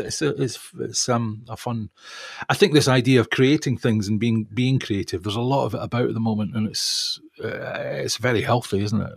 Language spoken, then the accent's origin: English; Perth, Scotland, United Kingdom; moved away; also born or lived in Guildford